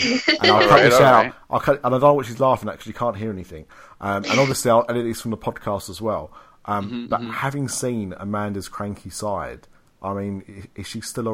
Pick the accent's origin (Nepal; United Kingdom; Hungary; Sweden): United Kingdom; we're British.